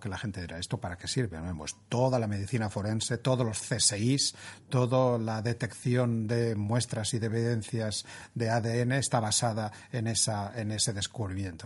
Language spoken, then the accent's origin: Spanish; Spain; siendo españoles